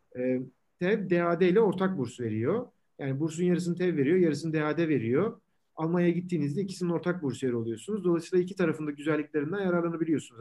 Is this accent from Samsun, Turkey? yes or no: no; İzmir, Turkey; moved away as an adult; also born or lived in Ankara, Turkey / Munich, Germany; now in London, United Kingdom; İzmirliyim. Ee, İzmir'de doğup büyüdüm.